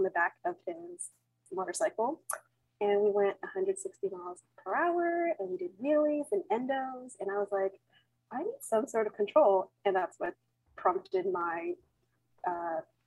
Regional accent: Bay Area, California, United States; I am from the Bay Area, California, United States, born and raised.

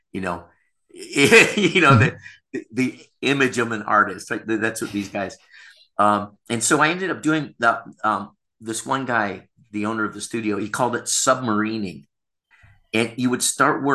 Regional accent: Rochester, New York, United States; now in Thailand; everyone knows everyone in Rochester. It's a relatively small town in upstate New York

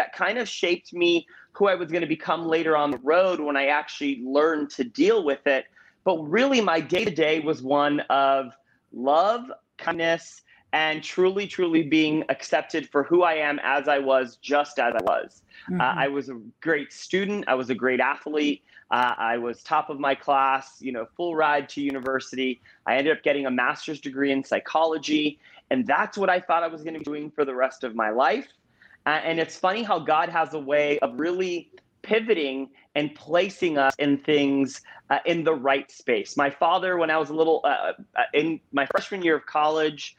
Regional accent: Orlando, Florida, United States; I was born in Orlando, Florida

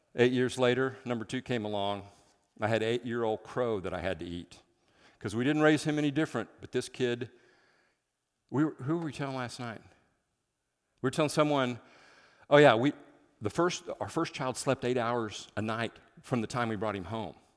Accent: Midwest, United States; moved away as an adult; now in Seattle, United States; I'm from the Midwest

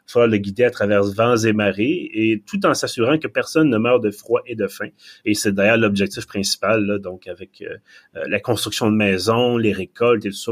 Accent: Quebec, Canada; accent: Québécois; mon excellent accent québécois

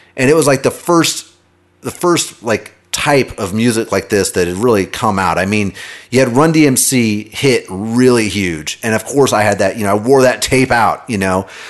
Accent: Kansas City, United States; I grew up in Kansas City.

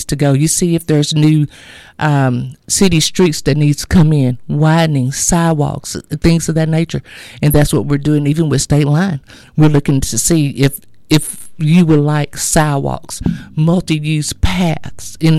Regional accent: Avinger, Texas, United States; now in Texarkana, United States; I am actually from a small town called Avenger, Texas. I grew up and was raised there

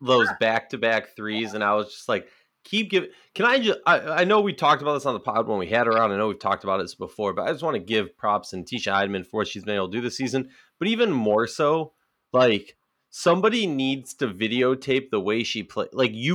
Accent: Minnesota, United States; Let's move on to my hometown team, the Minnesota Lynx.

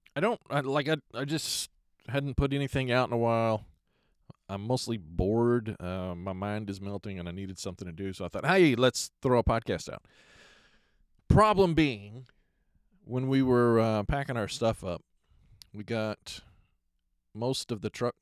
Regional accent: Lubbock, Texas, United States; moved away as an adult; now in Pacific Northwest, United States; back home in Lubbock

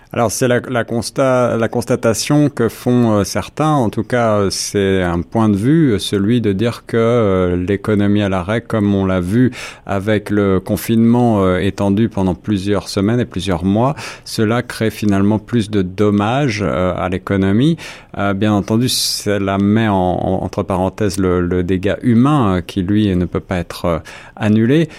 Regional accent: Canada; chez nous au Canada

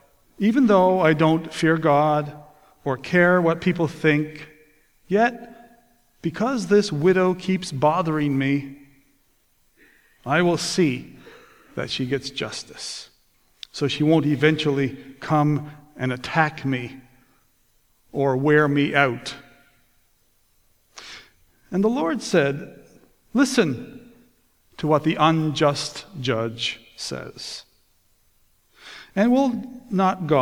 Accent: Newfoundland and Labrador, Canada; also born or lived in Toronto / Port Perry, Ontario; now in Ontario, Canada; I was born and raised in the Holy Land. To you, it's Canada's 10th province

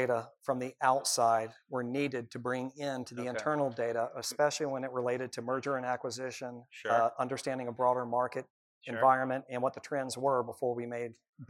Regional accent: Nashville, Tennessee, United States; born there; also born or lived in Birmingham, United States / Birmingham, United States; I was born in Nashville.

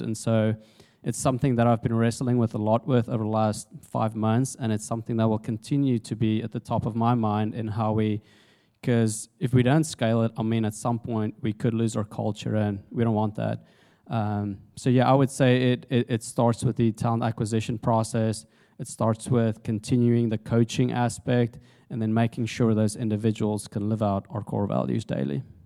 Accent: South Africa; moved away as an adult; also born or lived in Jonesboro, Arkansas, United States; now in United States; I'm originally from South Africa, uh, came to the States in January 2008 on a rugby scholarship

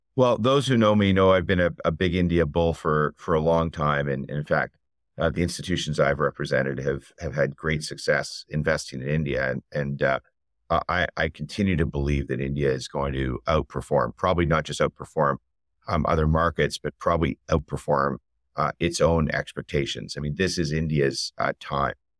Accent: Canada; I'm Canadian

